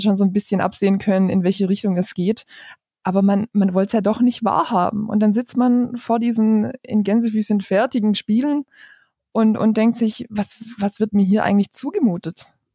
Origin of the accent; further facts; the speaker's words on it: near Stuttgart, Baden-Württemberg, Germany; ich komme aus der Nähe von Stuttgart. Ich arbeite da als Redakteurin bei einer Tageszeitung